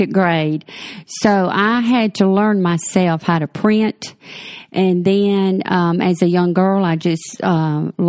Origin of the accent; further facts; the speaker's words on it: Mullins, South Carolina, United States; moved away as an adult; I was born in Mullen, South Carolina, and that's about 50 miles from Myrtle Beach, and lived there till I was in my late 30s